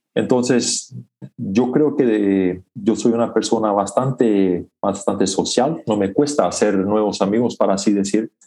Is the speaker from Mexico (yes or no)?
no; Chaco, Paraguay; first language Plautdietsch; Spanish is a second language; moved away as an adult; also born or lived in Canada; nací y crecí en Paraguay, en el Chaco, en una comunidad rural, en una comunidad menonita.